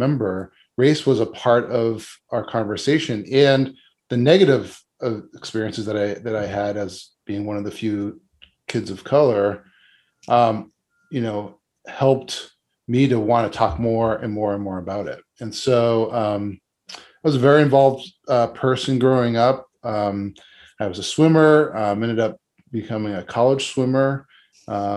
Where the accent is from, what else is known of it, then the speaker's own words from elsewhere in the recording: Boston, Massachusetts, United States; I grew up, born and raised in Boston. I've never lived outside of Massachusetts